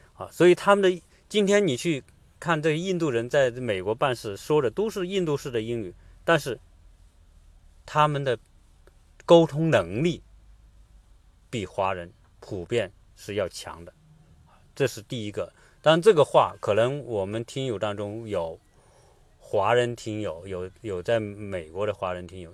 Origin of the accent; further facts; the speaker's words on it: Hunan, China; 跟我们湖南人或者是，呃，中国人四川人吃辣是一个道理